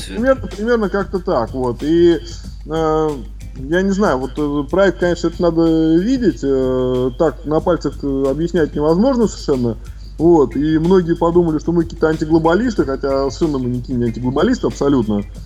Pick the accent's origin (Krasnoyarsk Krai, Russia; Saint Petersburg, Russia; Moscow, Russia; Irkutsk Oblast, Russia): Saint Petersburg, Russia; в Санкт-Петербурге работы у меня давно нету